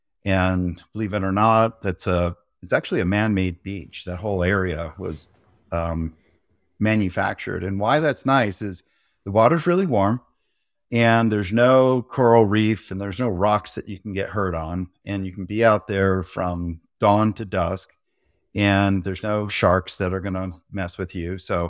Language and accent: English; Santa Cruz, California, United States; also born or lived in San Francisco; I grew up surfing in Santa Cruz and San Francisco, and you have to have a wetsuit and think about sharks more than you want to.